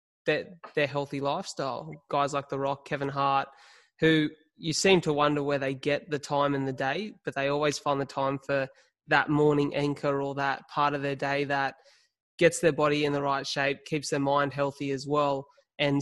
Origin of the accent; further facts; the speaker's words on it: Illawarra, New South Wales, Australia; also born or lived in Melbourne; I'm from the Illawarra